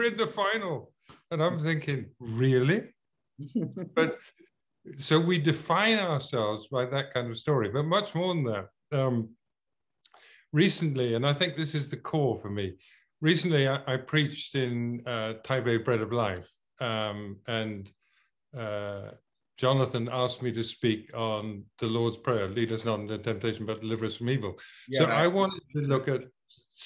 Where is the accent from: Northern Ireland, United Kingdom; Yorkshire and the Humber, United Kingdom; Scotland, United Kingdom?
Scotland, United Kingdom; I am British. I'm actually Scottish.